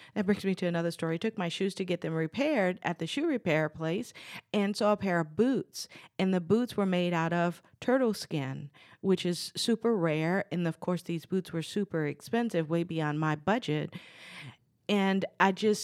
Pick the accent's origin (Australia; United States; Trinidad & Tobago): United States; New Orleans, Louisiana; I'm from New Orleans. I grew up there, and Louisiana is considered a hunter's paradise